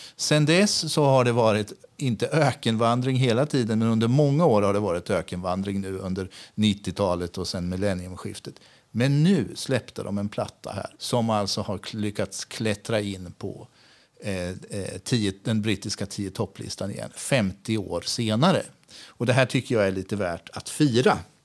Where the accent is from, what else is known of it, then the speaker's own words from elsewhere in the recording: Sweden; moved away as an adult; also born or lived in Lanzarote, Spain / Gran Canaria, Spain; jag som svensk